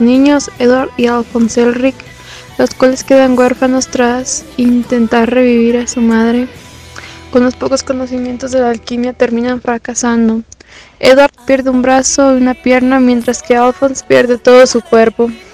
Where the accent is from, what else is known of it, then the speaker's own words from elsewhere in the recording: Guadalajara, Jalisco, Mexico; soy de Guadalajara y tengo 18 años